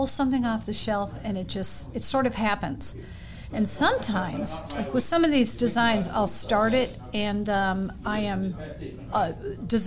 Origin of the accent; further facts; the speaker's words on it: Maryland, United States; we grew up in Maryland